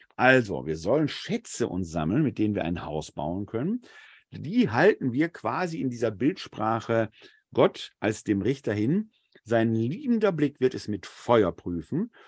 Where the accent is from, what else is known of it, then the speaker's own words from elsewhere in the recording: Essen, North Rhine-Westphalia, Germany; Ich bin in der Sichtweite der Kruppschen Hochöfen groß geworden in Essen-Altendorf